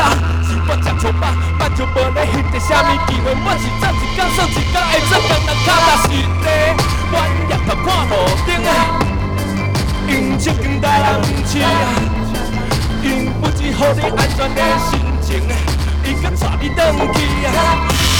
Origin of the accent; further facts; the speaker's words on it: Taiwan; first language Taiwanese Hokkien; 因为我是用母语，我的台语来创作。